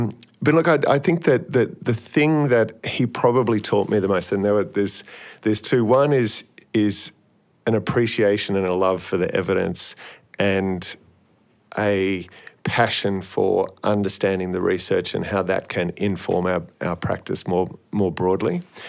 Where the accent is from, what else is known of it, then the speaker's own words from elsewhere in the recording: Australia; they knew I was from Australia, and I said I was attending the Sydney Uni Masters.